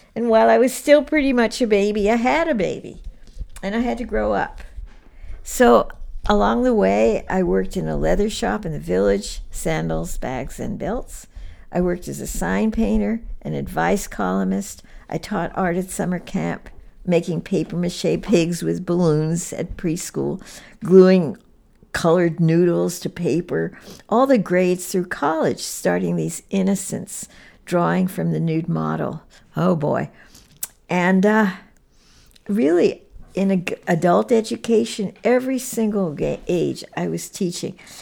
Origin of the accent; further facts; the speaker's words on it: New York, United States; moved away; since I grew up in New York, museums was just part of life in New York